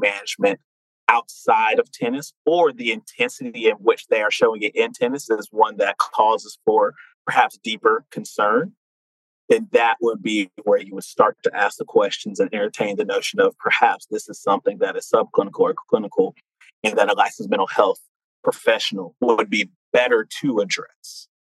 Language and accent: English; Fayetteville, North Carolina, United States; a North Carolina native, born and raised in Fayetteville